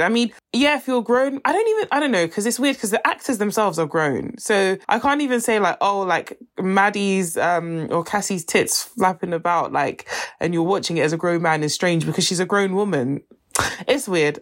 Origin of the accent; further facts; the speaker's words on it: Nigeria; if I wasn't Nigerian